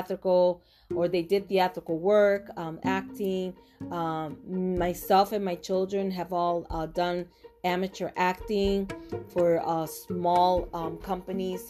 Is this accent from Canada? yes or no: no; Puerto Rico; first language Spanish; English is a second language; now in United States; I was born and raised in Puerto Rico